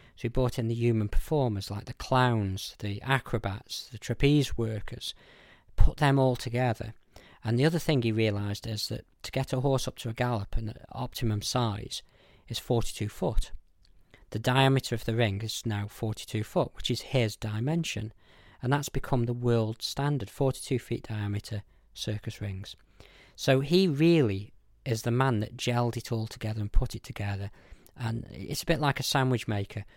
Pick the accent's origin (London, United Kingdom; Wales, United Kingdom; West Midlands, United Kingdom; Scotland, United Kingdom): West Midlands, United Kingdom; Newcastle-under-Lyme; I was born here in Newcastle, um, 1982